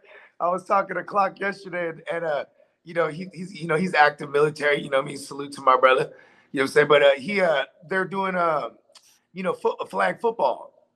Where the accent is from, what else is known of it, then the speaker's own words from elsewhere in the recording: San Jose, California, United States; I'm from San Jose